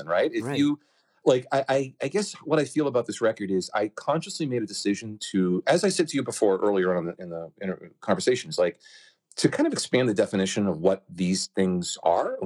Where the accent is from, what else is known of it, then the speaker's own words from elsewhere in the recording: Hampton, New Hampshire, United States; my hometown beach called Hampton Beach